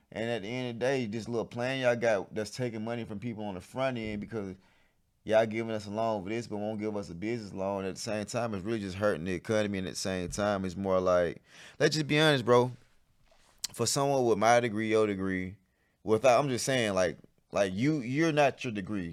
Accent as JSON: {"language": "English", "town": "College Park", "country": "United States", "tie": "born or raised there", "said": "so I grew up in College Park"}